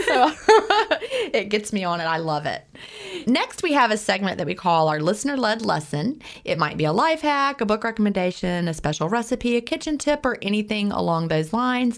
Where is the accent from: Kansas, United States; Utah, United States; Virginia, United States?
Virginia, United States; Lynchburg; also born or lived in Augusta; my mom and my stepdad moved me up to Virginia, and we lived in the Lynchburg area, Bedford County